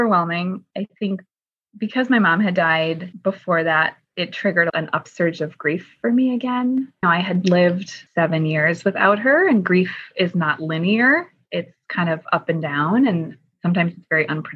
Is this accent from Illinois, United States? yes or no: yes; Chicago, Illinois, United States; also born or lived in New York; I was born and raised in Chicago and then lived in New York for 11 years.